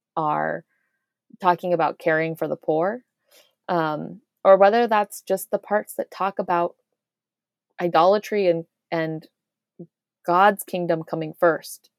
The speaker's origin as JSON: {"language": "English", "town": "Irvine", "region": "California", "country": "United States", "tie": "born or raised there", "also_born_or_lived": "Cambridge, Massachusetts", "moved": "as an adult", "said": "I grew up in the United States, in Orange County"}